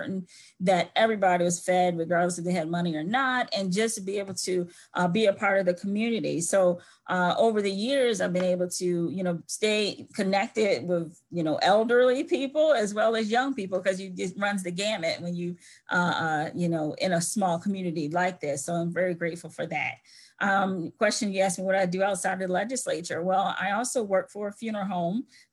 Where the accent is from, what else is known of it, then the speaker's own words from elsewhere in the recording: Salisbury, Maryland, United States; I grew up here in Salisbury, and had found it to be an area that was great to be a part of as a child and as an adult